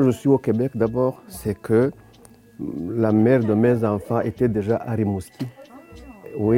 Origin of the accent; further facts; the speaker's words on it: Rwanda; moved away as an adult; now in Canada; Donc moi, je suis né au Rwanda.